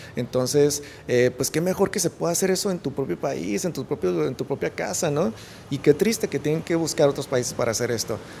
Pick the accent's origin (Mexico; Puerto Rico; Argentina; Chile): Mexico; aquí en México eh, somos un país, creo yo, muy noble